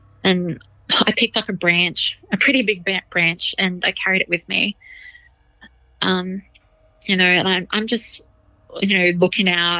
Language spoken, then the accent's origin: English; Blackwater, Queensland, Australia; I grew up in Blackwater in central Queensland